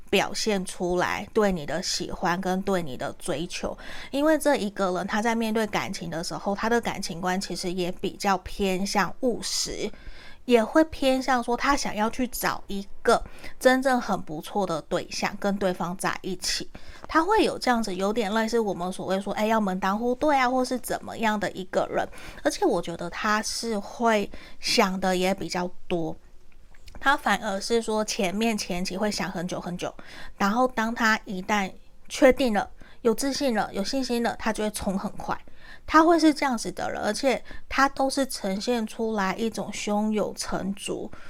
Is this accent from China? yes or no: no; Taiwan; accent: Taiwanese Mandarin; 我刚刚是台湾国语